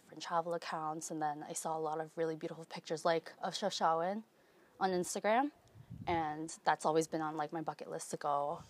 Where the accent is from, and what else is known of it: Toronto, Ontario, Canada